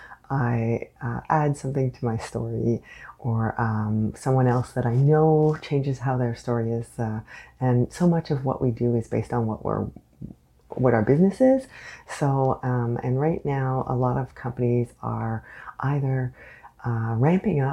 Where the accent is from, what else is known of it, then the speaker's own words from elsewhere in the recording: Canada; I am unapologetically Canadian.